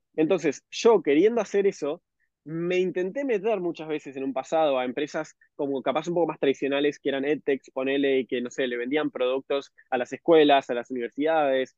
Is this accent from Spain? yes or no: no; Uruguay; moved away; soy de Uruguay.